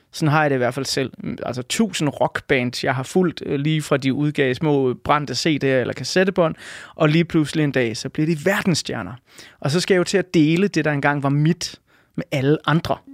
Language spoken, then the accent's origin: Danish; Denmark; jeg er født og opvokset i Danmark